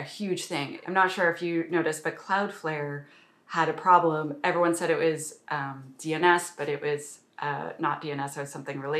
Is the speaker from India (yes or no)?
no; Canada; I'm a Canadian